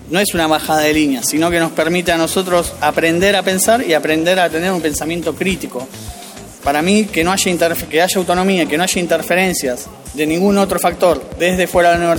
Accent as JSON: {"language": "Spanish", "town": "Banfield", "region": "Buenos Aires Province", "country": "Argentina", "said": "tengo 32 años, soy de la localidad de Banfield"}